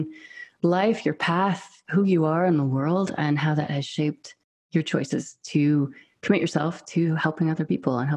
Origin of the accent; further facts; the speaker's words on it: United States; accent: American; moved away as an adult; also born or lived in Scotland; now in United Kingdom; I'm American and British